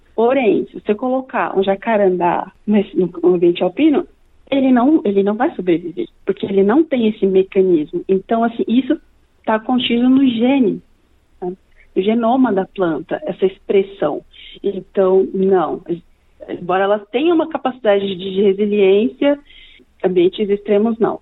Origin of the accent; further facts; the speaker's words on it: Lins, São Paulo, Brazil; now in Australia; eu sou natural de São Paulo, da capital, porém eu me mudei para o interior de São Paulo, para Lins. É, antes mesmo de completar um ano, nós fomos morar com os meus avós lá